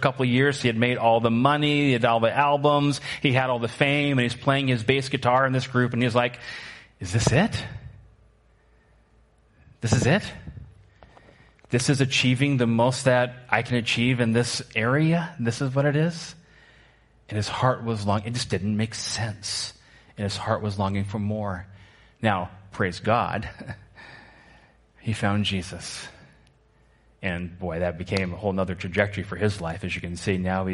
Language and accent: English; Washington, United States; moved away; also born or lived in Midwest; I grew up in Washington State where these things we call mountains